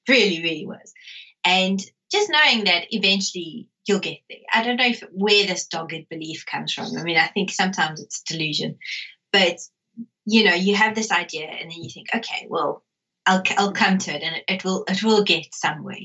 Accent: South Africa; growing up in South Africa

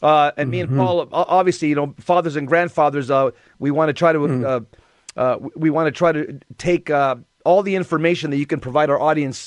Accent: Los Angeles County, Southern California, United States; we were cops in Los Angeles County, and we grew up in Southern California.

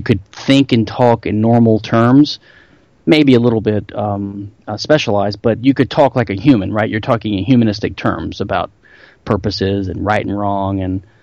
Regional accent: Louisiana, United States; I am from Louisiana

